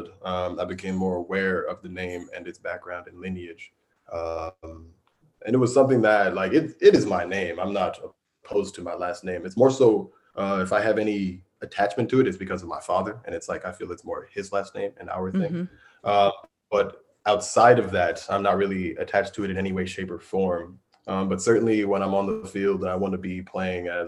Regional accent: New York City, New York, United States; moved away; Growing up in New York

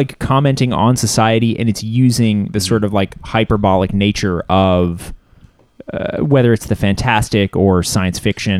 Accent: Canada; I know I'm Canadian

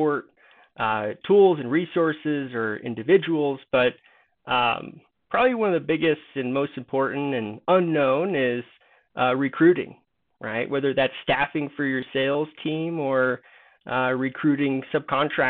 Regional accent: Denver, Colorado, United States; moved away as an adult; also born or lived in East Lansing, Michigan; I'm from Denver

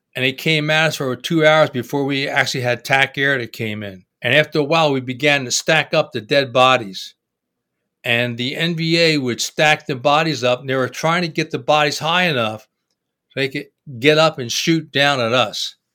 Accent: Trenton, New Jersey, United States; I grew up in Trenton, New Jersey

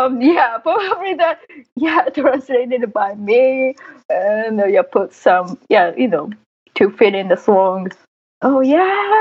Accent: Japan; first language Japanese; English is a second language; I grew up in Japan, like, I guess that's my first language

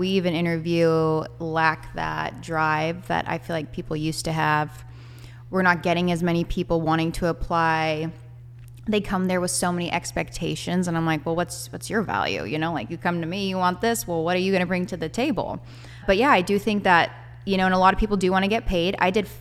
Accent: Bay Area, California, United States; moved away as an adult; now in Fresno, United States; I'm from the Bay Area

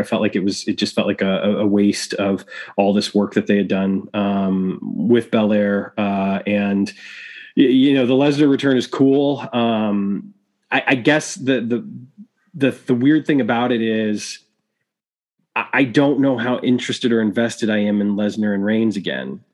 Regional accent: Chicago, Illinois, United States; my hometown of Chicago, Illinois

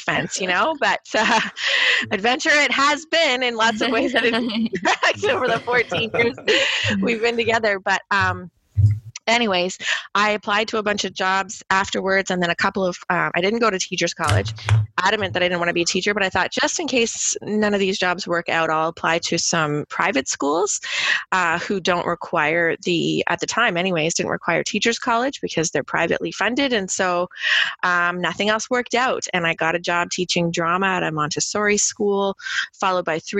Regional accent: Hamilton, Ontario, Canada; I grew up in Hamilton, so right down the street was McMaster

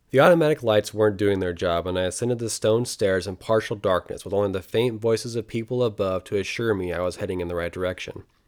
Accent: Oregon, United States; I'm from Oregon

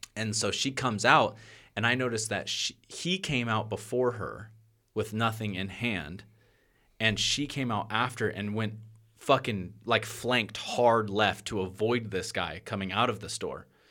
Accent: Portland, Oregon, United States; I'm from Portland, Oregon

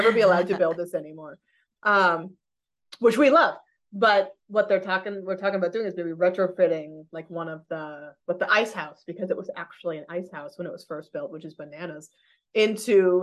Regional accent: New Hampshire, United States; also born or lived in Massachusetts; now in Albany area, New York, United States; Most of my life, I grew up in New Hampshire. Before that was Massachusetts

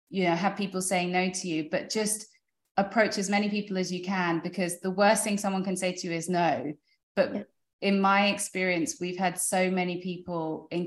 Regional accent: United Kingdom; moved away as an adult; now in United States; because coming from Europe, like I'm British, my husband's French, building uh, starting a business in France is so difficult.

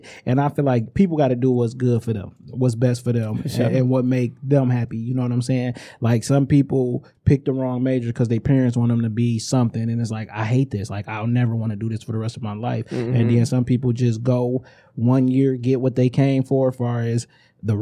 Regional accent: Inkster, Michigan, United States; I'm from Inkster, but I worked in Ipsy

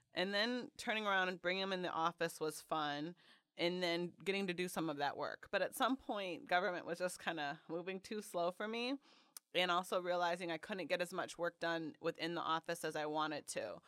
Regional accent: Detroit, Michigan, United States; now in Chicago, United States; I grew up in Metro Detroit, so right outside the city

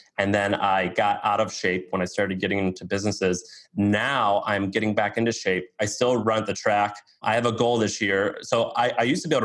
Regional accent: Missouri, United States; I'm from Missouri

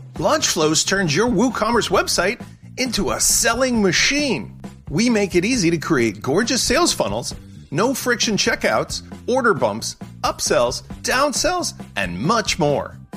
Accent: Chicago, Illinois, United States; a guy from Chicago

